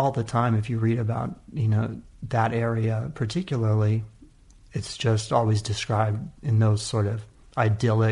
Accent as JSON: {"language": "English", "region": "California", "country": "United States", "tie": "born or raised there", "also_born_or_lived": "Oakland", "said": "the thing about California in general, and in that area particularly, is just the amount of diversity. We're just lucky to have it as a kid"}